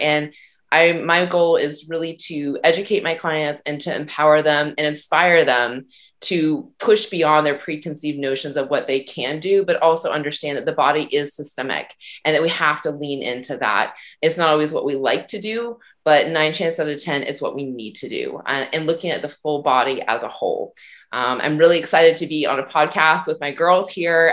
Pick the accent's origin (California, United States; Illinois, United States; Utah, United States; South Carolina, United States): South Carolina, United States; now in Ontario, Canada; I am originally from South Carolina, and I am currently living in Ontario, Canada.